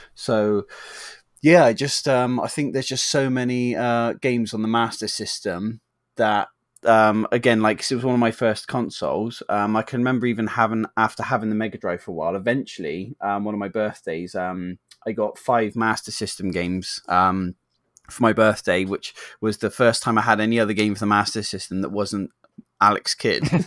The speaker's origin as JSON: {"language": "English", "region": "England", "country": "United Kingdom", "said": "we're English"}